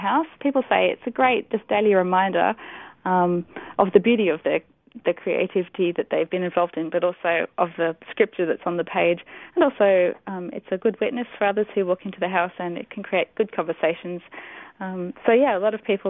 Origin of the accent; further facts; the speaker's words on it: Pakistan; moved away; I grew up in Pakistan, and so that was sort of part of my childhood